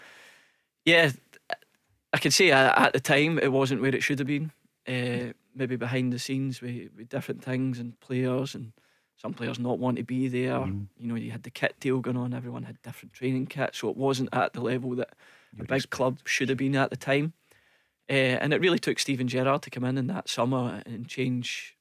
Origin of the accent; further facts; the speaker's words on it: Glasgow, Scotland, United Kingdom; I grew up in Yoker.